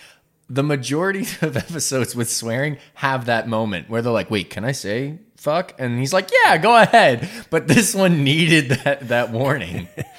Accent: New Jersey, United States; now in Easton area, United States; Look, I'm from Jersey. It's water. That's how you pronounce it. I also, like, I'm from Crayola country.

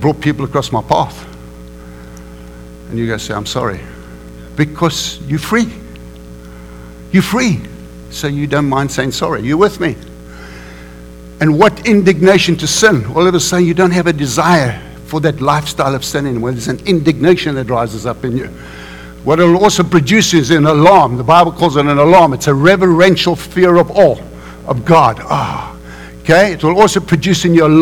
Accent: South Africa; We grew up in South Africa, unfortunately, in the apartheid system

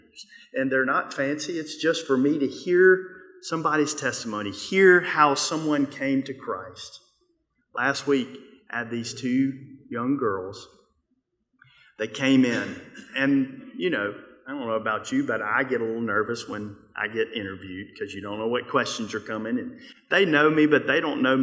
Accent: Mississippi, United States; I'm from Mississippi

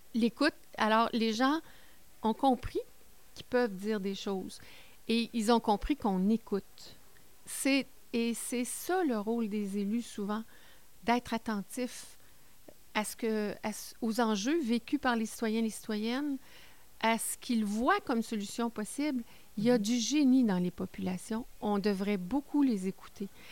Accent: Baie-Comeau, Quebec, Canada; moved away as an adult; now in Témiscamingue, Canada; Je viens de la Côte-Nord. Je viens de Bécomo.

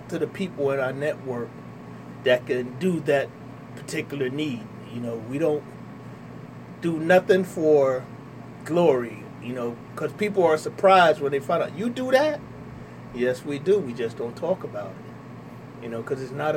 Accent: Trenton, New Jersey, United States; I'm born and raised here in the city of Trenton. I grew up in Wilbur Section, 200 block of Walnut

